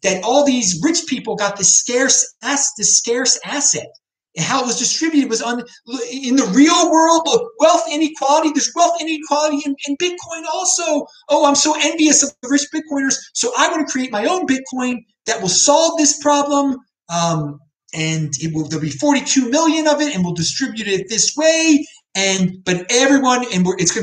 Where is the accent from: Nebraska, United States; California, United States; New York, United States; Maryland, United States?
Maryland, United States; I'm from Maryland, I'm a Maryland taxpayer